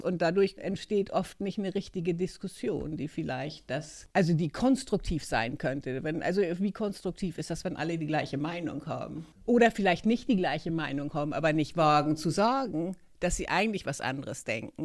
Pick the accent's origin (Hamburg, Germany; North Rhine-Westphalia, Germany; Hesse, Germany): Hamburg, Germany; moved away as an adult; also born or lived in Sweden; now in Stockholm, Sweden; bin eigentlich aus Hamburg und bin seit über 30 Jahren hier in Schweden jetzt.